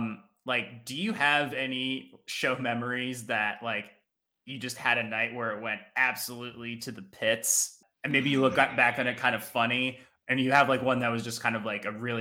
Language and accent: English; New Jersey, United States; moved away; I'm like originally from New Jersey